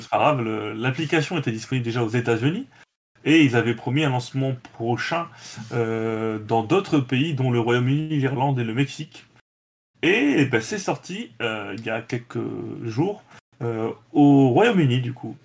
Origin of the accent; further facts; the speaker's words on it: France; chez nous en France